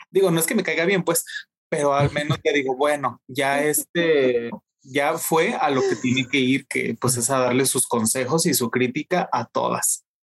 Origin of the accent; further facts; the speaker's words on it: Mexico; yo, yo, siendo mexicano